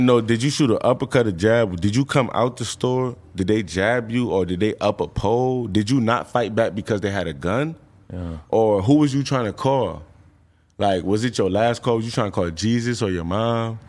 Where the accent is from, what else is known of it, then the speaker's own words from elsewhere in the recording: New York, United States; I live from New York. I mean, I'm from New York.